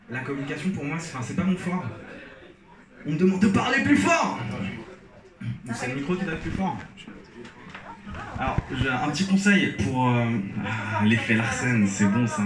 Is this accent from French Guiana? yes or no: no; Algeria; j'ai grandi en Algérie, je suis algérien et souvent on me demande pourquoi j'ai pas d'accent.